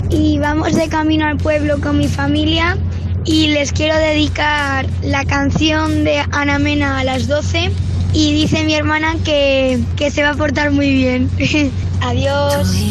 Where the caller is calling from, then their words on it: Valladolid, Castile and León, Spain; de Valladolid.